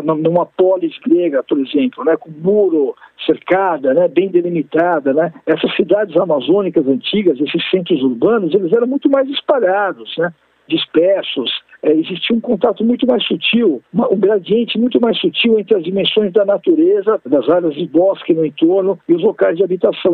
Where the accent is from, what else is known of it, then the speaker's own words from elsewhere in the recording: São Paulo, Brazil; Eu sou paulistano, sou professor da Universidade de São Paulo, vivo aqui em São Paulo